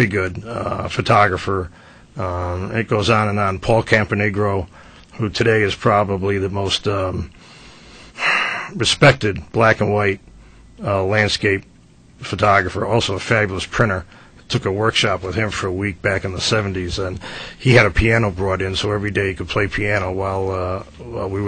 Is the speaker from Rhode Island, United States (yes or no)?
yes; Providence, Rhode Island, United States; now in Willimantic, United States; I'm from Providence, the Federal Hills section